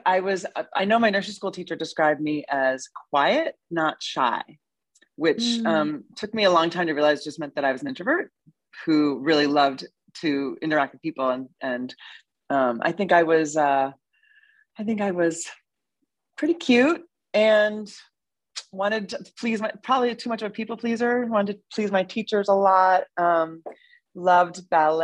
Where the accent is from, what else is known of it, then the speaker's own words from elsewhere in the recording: suburb of Boston, Massachusetts, United States; moved away as an adult; also born or lived in Manhattan, New York; now in New York, United States; I grew up in a nice suburb of Boston